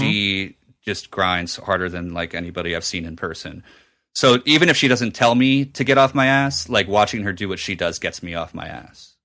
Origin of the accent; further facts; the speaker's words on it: New Jersey, United States; moved away; at a Borders in my hometown in Jersey